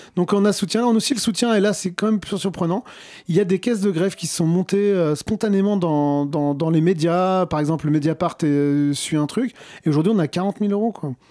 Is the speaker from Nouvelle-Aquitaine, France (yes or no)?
no; Cher, Centre-Val de Loire, France; Moi, je, je viens d'une région, je viens du, du Cher